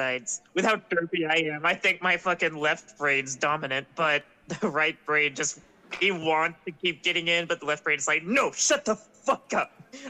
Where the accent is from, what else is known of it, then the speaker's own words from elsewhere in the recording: United States; We're American.